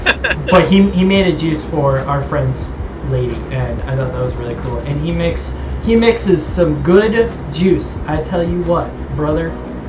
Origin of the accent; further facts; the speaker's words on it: Massachusetts, United States; accent: Massachusetts; I'm working on trying to get rid of my accent. My Massachusetts accent, where I say ka and pack.